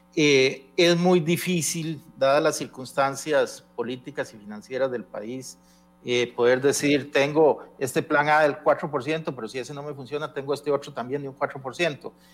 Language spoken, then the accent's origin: Spanish; Costa Rica; yo como costarricense